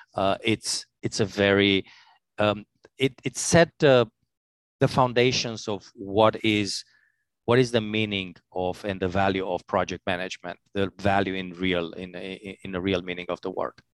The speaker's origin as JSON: {"language": "English", "region": "Transylvania", "country": "Romania", "also_born_or_lived": "Italy / Albania / Switzerland", "second_language": "English", "moved": "yes", "lives_now": "New York, United States", "said": "I'm, uh, from Romania, scary Transylvania"}